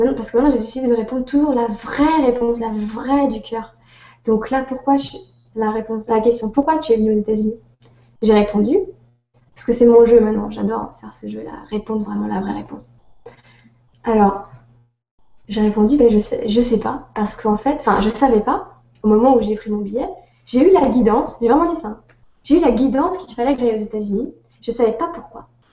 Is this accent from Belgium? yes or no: no; France; accent: French; vous êtes française euh, Parce qu'il entend mon accent